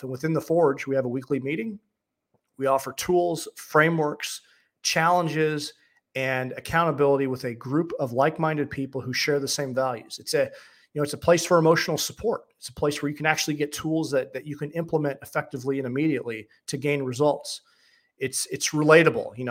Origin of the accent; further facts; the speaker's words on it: St. Louis, Missouri, United States; I'm from St. Louis